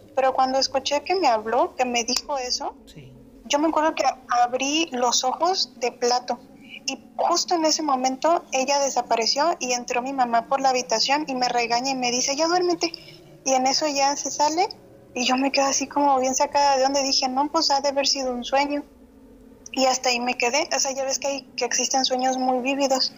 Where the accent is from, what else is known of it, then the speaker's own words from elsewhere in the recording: San José del Cabo, Baja California Sur, Mexico; also born or lived in Guadalajara; yo soy de Los Cabos